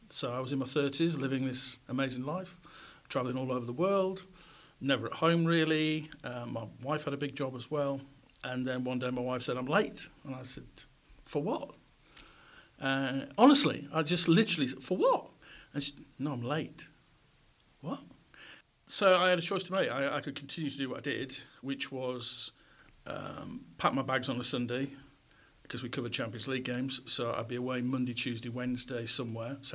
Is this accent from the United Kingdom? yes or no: yes; Goole, Yorkshire and the Humber, United Kingdom; I grew up in pit villages um, in South Yorkshire. I was born in Goole. We moved around pit villages with my dad's job